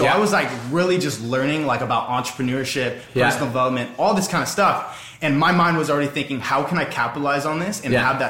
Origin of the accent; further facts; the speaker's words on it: Orange County, California, United States; I'm from Orange County, California.